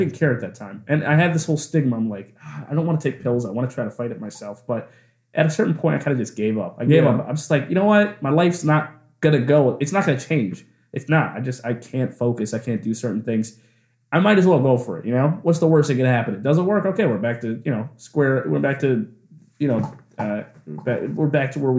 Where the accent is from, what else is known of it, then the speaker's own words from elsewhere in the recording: Simsbury, Connecticut, United States; moved away as an adult; also born or lived in New York City; I'm from this little place called Simsbury, Connecticut.